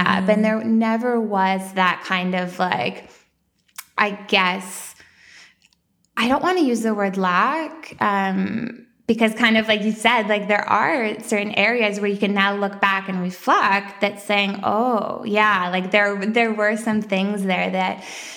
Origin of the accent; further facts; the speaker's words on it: small town outside Edmonton, Alberta, Canada; now in Toronto, Canada; I grew up in, a small town in Alberta. So Alberta, Canada. And it was just outside of the capital, Edmonton